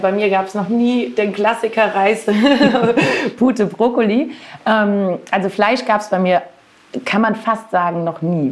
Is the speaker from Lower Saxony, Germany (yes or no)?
no; near Marburg, Hesse, Germany; also born or lived in Southern Germany / Frankfurt area; nach Hessen in Richtung Marburg, falls das jemand sagt, aber das kennt man ja vielleicht doch schon eher. Und da habe ich meine Kindheit verbracht